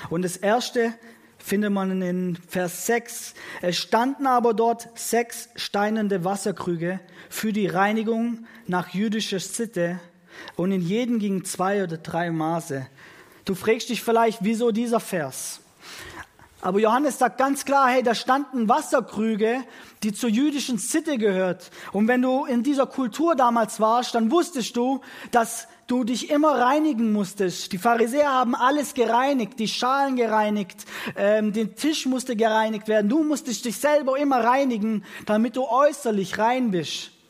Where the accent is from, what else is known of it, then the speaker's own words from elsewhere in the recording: Italy; Ich bin in ein italienisches Elternhaus aufgewachsen, selbst bin Italiener